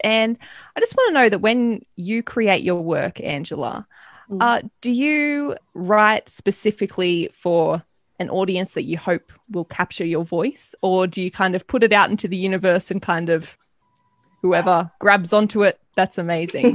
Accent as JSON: {"language": "English", "country": "Australia", "said": "a young Australian woman"}